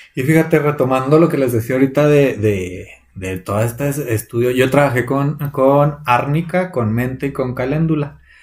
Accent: Chihuahua, Mexico; nosotros somos del estado de Chihuahua. Aquí en el estado se cultiva un chorro la nuez

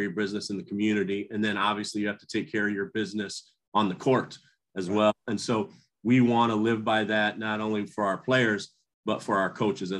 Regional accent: Cedar Falls, Iowa, United States; I grew up in Iowa. I played for a Hall of Fame high school coach, Jerry Slykus, at Cedar Falls High School in Iowa.

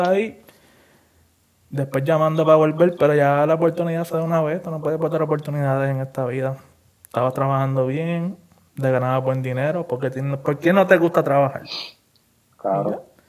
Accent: Puerto Rico; como nosotros puertorriqueños

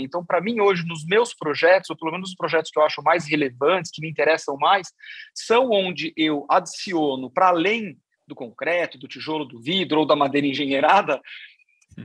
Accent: Sorocaba, São Paulo, Brazil; eu sou de Sorocaba, sou, sou, do interior

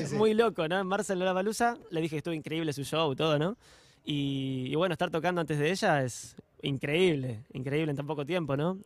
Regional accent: Mar de Ajó, Buenos Aires Province, Argentina; born or raised there; also born or lived in Boston

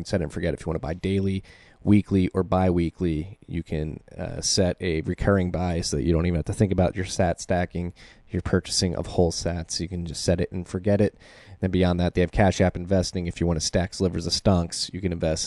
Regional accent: Philadelphia, Pennsylvania, United States; now in New Jersey, United States; I am in Jersey right now, but I'm from Philadelphia.

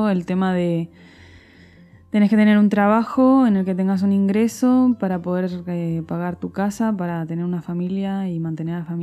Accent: Argentina; also born or lived in Spain; puedo decir que soy más argentina que española porque me siento así, porque me siento más cómoda así. Pero también hay muchas cosas de España que, las he ido integrando porque al final me crié durante mucho tiempo ahí.

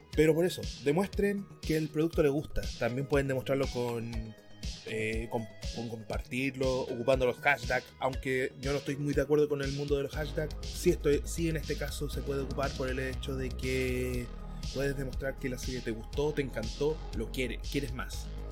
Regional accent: Chile; yo soy, soy chileno

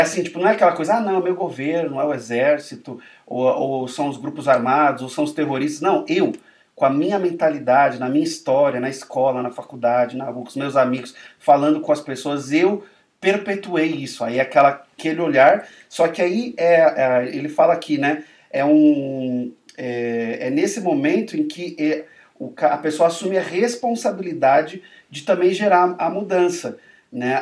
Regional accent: Brazil; a gente como brasileiro vai honrar o nosso país

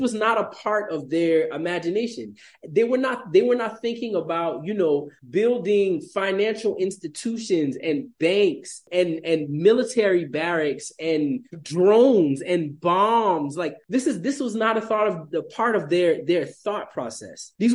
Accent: South Carolina, United States; moved away as an adult; now in Burkina Faso; I grew up in South Carolina, which, in the Lowcountry of South Carolina

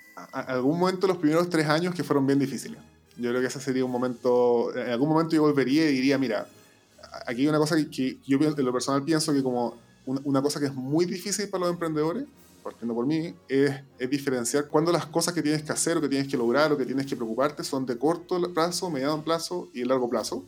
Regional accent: Chile; moved away; pasé mi, vida antes, mi vida en Chile.

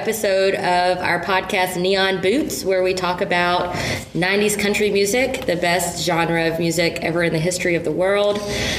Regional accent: United States; Well, I'm a Carolina girl. And we talked a little bit about how like growing up in the South has an influence on our love for this style of music.

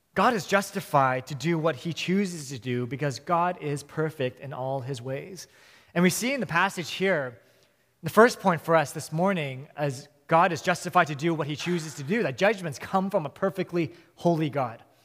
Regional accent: Vancouver, British Columbia, Canada; also born or lived in Hong Kong; I was born and raised in Vancouver

